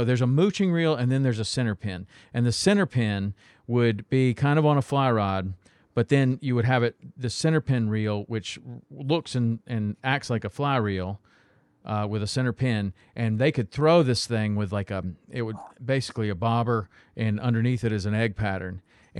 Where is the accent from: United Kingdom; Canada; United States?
United States; Tennessee; I grew up in Tennessee